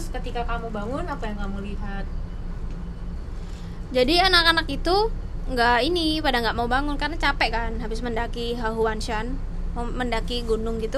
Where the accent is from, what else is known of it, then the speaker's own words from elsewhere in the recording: Medan, North Sumatra, Indonesia; also born or lived in Lake Toba; now in Taiwan; saya anak Medan